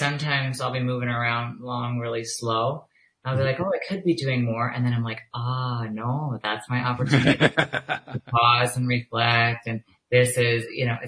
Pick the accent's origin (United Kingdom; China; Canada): Canada; Calgary, Alberta; I'm from Calgary.